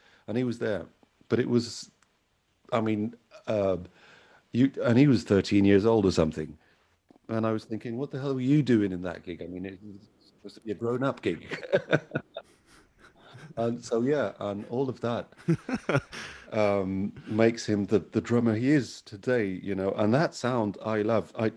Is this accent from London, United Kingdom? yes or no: yes; London, United Kingdom; also born or lived in Algeria; I'm originally from Algeria. I was born there. So, but I grew up in London. From I think I was 4 years old when I got to London in the 80s.